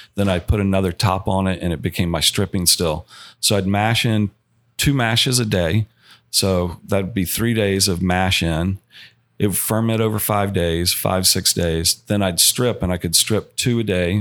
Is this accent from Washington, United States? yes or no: no; Georgia, United States; now in Colorado, United States; I am from Georgia, born and raised